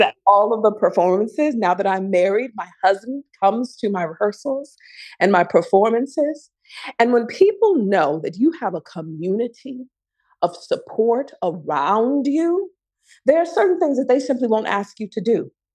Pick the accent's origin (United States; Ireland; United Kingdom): United States; Chicago, Illinois; I come from Chicago